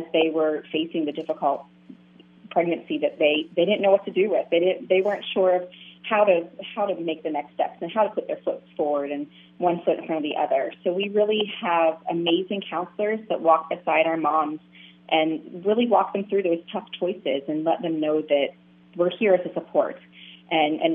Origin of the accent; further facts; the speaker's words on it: Pennsylvania, United States; moved away as an adult; now in Florida, United States; I'm from Pennsylvania, so I started with a mentoring program up there